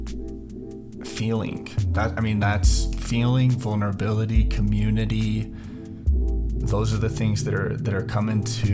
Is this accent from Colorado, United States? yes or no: yes; Denver, Colorado, United States; I grew up in Denver